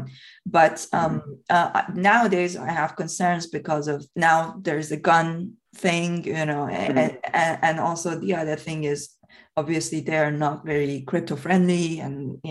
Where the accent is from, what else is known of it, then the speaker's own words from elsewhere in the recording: Tehran, Tehran Province, Iran; now in United Kingdom; I was born in Iran, even though I'm a British citizen.